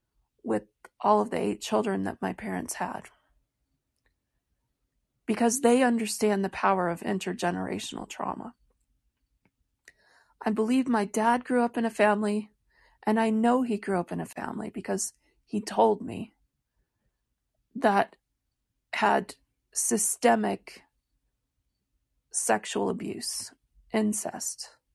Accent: Royal Oak, Michigan, United States; born there; So I was born in 1968 in Royal Oak, Michigan at Beaumont Hospital.

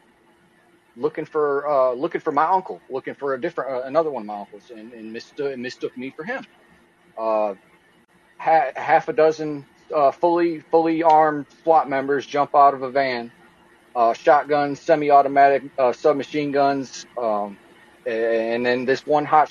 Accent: Toledo, Ohio, United States; moved away; also born or lived in Akron, Ohio; I grew up in Toledo, Ohio, lived there for 20 years

